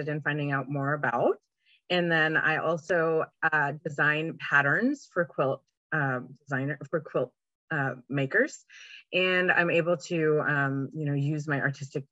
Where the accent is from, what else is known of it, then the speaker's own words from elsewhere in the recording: Canada; moved away as an adult; also born or lived in Vancouver, British Columbia; now in Oklahoma, United States; I live in Oklahoma. I'm originally from Canada